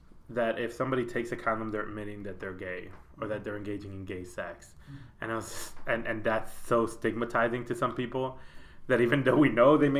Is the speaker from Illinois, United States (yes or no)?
yes; Chicago, Illinois, United States; moved away as an adult; also born or lived in Puerto Rico; now in North Carolina, United States; I was born in Puerto Rico. And my parents moved to Chicago when I was 5 years old. So I am now 36. So Chicago's definitely was home